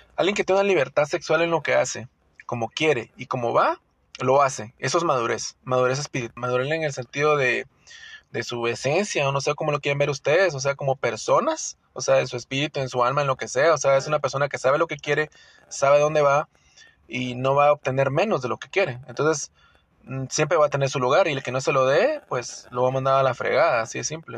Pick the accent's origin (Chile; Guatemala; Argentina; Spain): Guatemala; yo, ciudadano guatemalteco